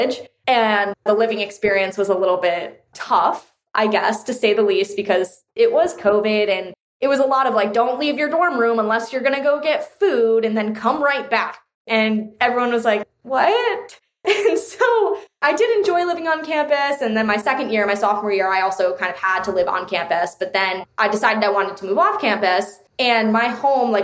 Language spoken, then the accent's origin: English; Connecticut, United States; I grew up in Connecticut, which is kind of like more well-off state